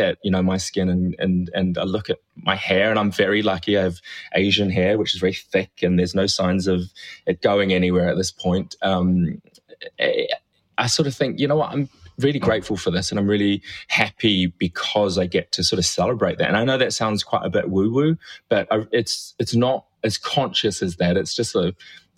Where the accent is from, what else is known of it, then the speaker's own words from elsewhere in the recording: New Zealand; now in United Kingdom; growing up in New Zealand in the 70s